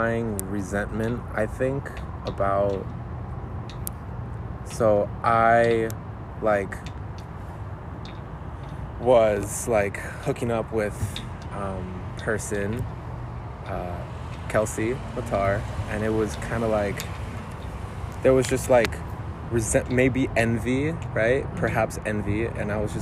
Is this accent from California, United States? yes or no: yes; Pico Rivera, California, United States; born or raised there